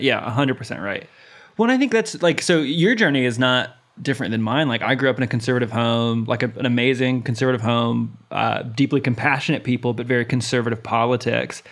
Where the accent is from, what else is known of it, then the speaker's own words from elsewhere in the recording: United States; I grew up in America